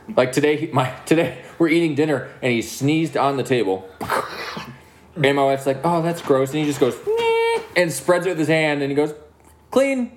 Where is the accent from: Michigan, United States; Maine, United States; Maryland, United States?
Michigan, United States; Milan; We're from Milan